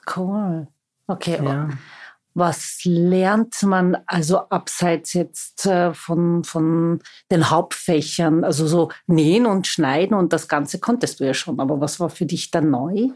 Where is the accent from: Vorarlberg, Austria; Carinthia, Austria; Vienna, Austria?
Vienna, Austria; Ich bin waschechte Wienerin